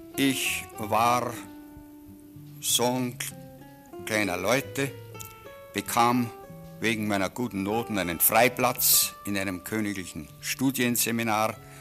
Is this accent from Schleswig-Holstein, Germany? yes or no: no; Burghausen, Bavaria, Germany; also born or lived in Munich; Ich bin ein geborener Münchner und bin auf dem Lande aufgewachsen, habe mein Gymnasium auf dem Lande, nämlich in Burghausen an der Salzach besucht